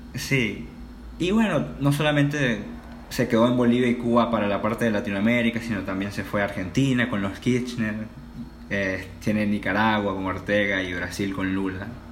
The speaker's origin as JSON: {"language": "Spanish", "country": "Venezuela", "also_born_or_lived": "China", "moved": "yes", "said": "soy venezolano y tengo 20 años."}